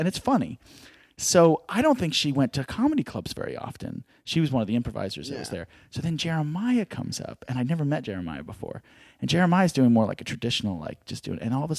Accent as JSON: {"language": "English", "town": "Philadelphia", "region": "Pennsylvania", "country": "United States", "also_born_or_lived": "New York", "said": "I came from Philadelphia, but I've been all over. I lived in New York for a spell, mm-hmm. in Atlanta."}